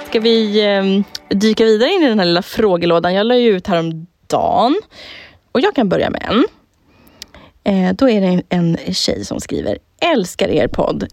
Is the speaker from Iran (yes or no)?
no; Södertälje, Stockholm County, Sweden; jag har haft en så jävla kul uppväxt och jag hade så jävla roligt hemma i Södertälje när vi var tonåringar